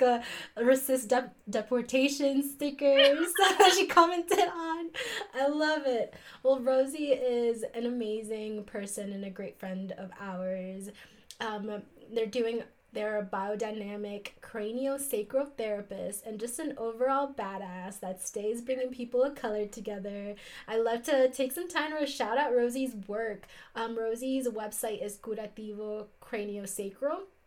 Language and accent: English; South Florida, United States; now in Salt Lake City, United States; in sunny South Florida, now living in Ute and Paiute lands, which are now called Salt Lake City, Utah